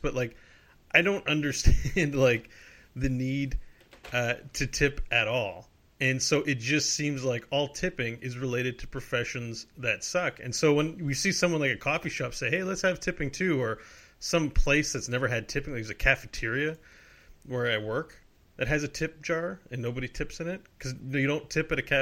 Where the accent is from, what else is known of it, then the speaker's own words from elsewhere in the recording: Canada; I'm a Canadian